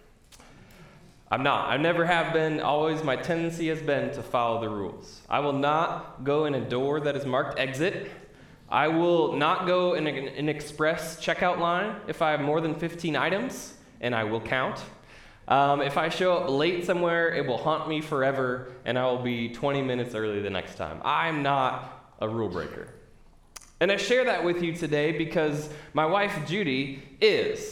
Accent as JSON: {"language": "English", "region": "Midwest", "country": "United States", "said": "I'm from the Midwest, I've been through my share of tornado warnings"}